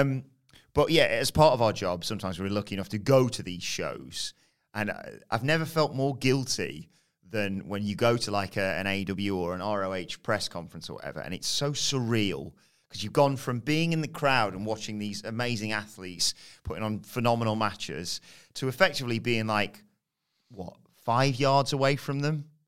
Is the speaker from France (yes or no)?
no; United Kingdom; I'm British.